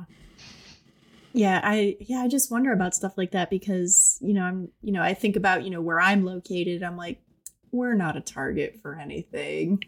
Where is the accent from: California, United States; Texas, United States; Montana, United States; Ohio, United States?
Ohio, United States; I'm from Ohio